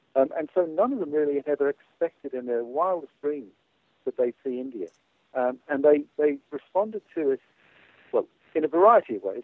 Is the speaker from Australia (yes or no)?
yes; Australia; I'm an Australian military historian